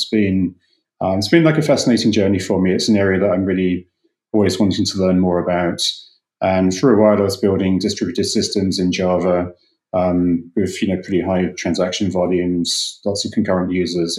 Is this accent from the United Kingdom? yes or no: yes; England, United Kingdom; moved away as an adult; also born or lived in London; now in United States; I'm from England originally.